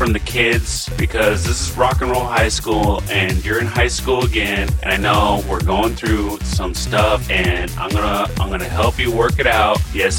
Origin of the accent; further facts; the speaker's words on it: Tacoma, Washington, United States; We went into the OGs of Tacoma … my hometown, Grit City.